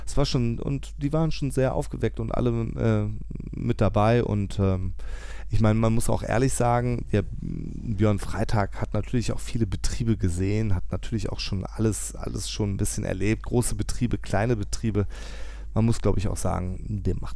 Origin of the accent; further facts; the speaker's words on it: Tönisvorst, North Rhine-Westphalia, Germany; ich komme aus Tönesforst.